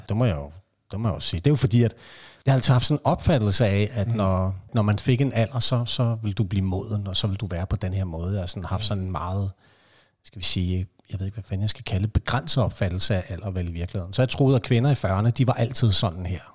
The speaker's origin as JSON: {"language": "Danish", "area": "Vestegnen", "region": "Capital Region of Denmark", "country": "Denmark", "tie": "born or raised there", "said": "Jeg er opvokset på Vestegnen"}